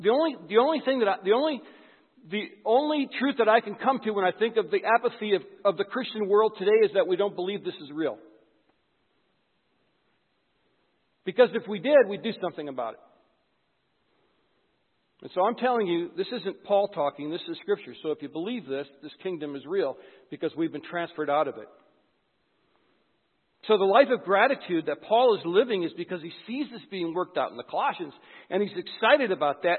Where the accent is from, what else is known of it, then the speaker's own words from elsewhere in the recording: White Bear Lake, Minnesota, United States; I'm from White Bear Lake